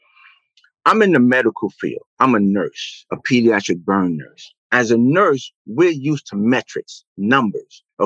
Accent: New York City, New York, United States; I was born and raised in Brooklyn, New York, Bed-Stuy

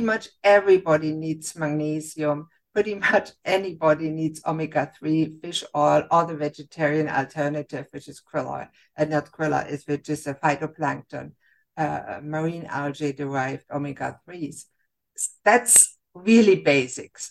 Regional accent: Germany; moved away as an adult; now in Canada; I grew up in Germany and I became a physician

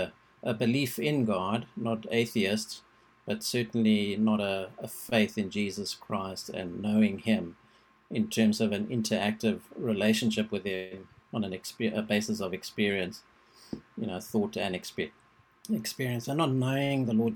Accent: South Africa; I was born in South Africa

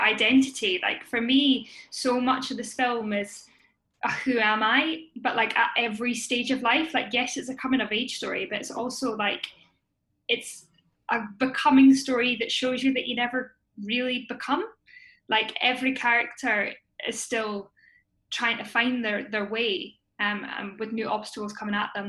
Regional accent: Scotland, United Kingdom; I am a Scottish actor, writer, and producer

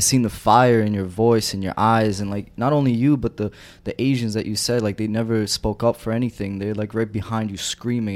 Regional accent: New York City, New York, United States; I grew up in Bensonhurst

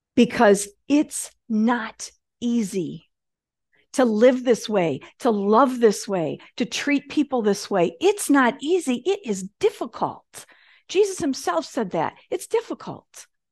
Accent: Michigan, United States; I grew up in Michigan

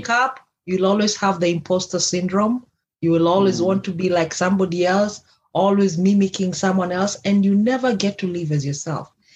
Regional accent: Kenya; If you don't know where I come from, I come from Kenya.

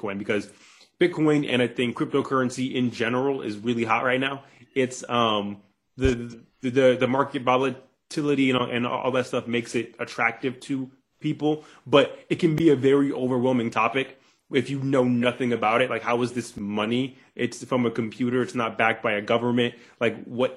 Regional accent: Cleveland, Ohio, United States; moved away as an adult; also born or lived in the South; I'm originally from Cleveland, Ohio, 216. And, I moved down to the South when I was about 19

